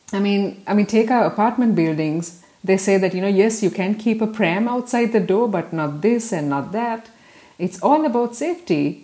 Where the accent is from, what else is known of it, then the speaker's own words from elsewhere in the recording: Gießen, Hesse, Germany; I'm from Gießen, and when we go to clubs in Gießen